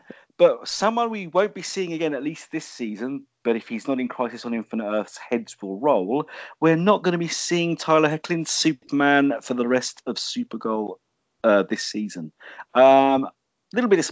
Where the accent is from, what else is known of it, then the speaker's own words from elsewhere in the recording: London, United Kingdom; London, seeing my hometown on a weekly TV show